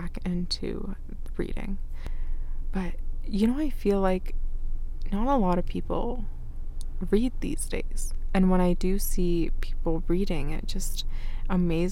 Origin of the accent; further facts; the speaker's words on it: Canada; first language Arabic; English is a second language; also born or lived in Iraq; I wasn't born in Canada. I was born in Iraq, and it was my mom and my older sister that came here. So even when I was young, I was here when I was 5